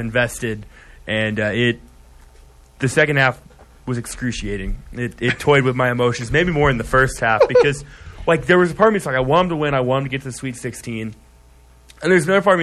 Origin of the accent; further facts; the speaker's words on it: Iowa, United States; I'm from Iowa